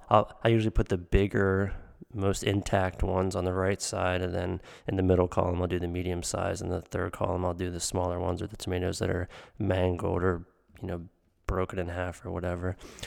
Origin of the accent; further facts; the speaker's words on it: Pennsylvania, United States; from when I was a kid growing up in Western PA with all of the pizzas in the tomato seeds.